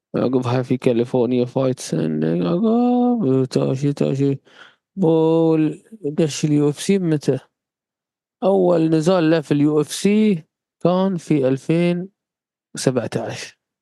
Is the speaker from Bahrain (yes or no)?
yes; Bahrain; عندنا في البحرين